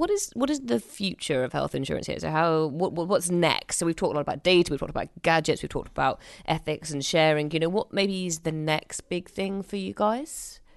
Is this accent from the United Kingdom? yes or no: yes; United Kingdom; being very British